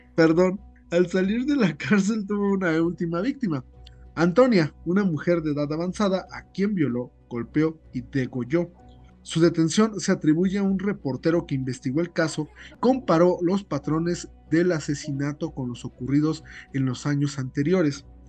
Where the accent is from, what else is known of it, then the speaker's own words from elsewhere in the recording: Mexico; como mexicanos, que vivimos